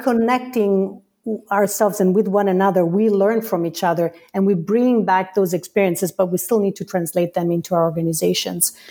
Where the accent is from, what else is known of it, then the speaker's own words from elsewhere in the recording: Italy; moved away as an adult; now in United States; I come from Italy